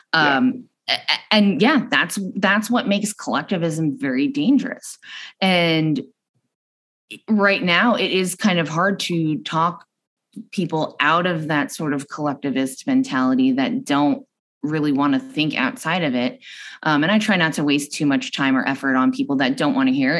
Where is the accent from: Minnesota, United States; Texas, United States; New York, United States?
New York, United States; moved away as an adult; now in Arizona, United States; I'm from New York